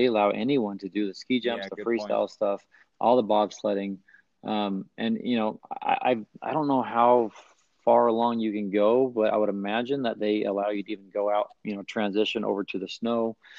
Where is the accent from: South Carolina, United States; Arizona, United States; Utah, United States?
Utah, United States; I was, again, born and raised in Utah